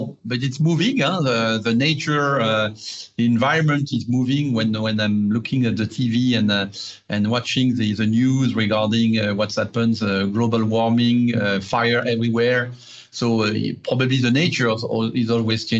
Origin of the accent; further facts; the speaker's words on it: Paris, Île-de-France, France; I'm a bourgeois from Paris, from the 16th district where I'm born. I've been educated and I had my three kids there.